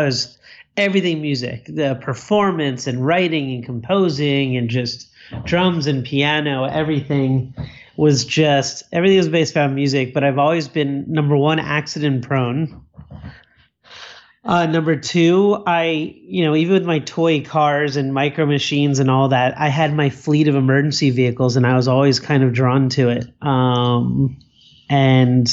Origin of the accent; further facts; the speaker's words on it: Cherry Hill, New Jersey, United States; now in Bonita Springs, United States; I was born in South Jersey, right outside of Philadelphia, in a town called Cherry Hill in New Jersey